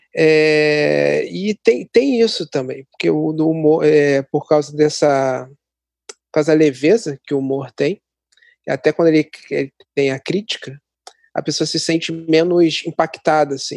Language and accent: Portuguese; Nova Iguaçu, Rio de Janeiro, Brazil; also born or lived in Mesquita; como eu sou aqui de Nova Iguaçu e moro perto de Mesquita